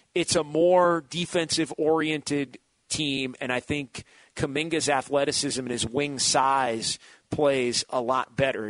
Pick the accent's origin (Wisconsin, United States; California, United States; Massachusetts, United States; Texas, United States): California, United States; Sacramento; now in San Francisco Bay Area, United States; I grew up in Sacramento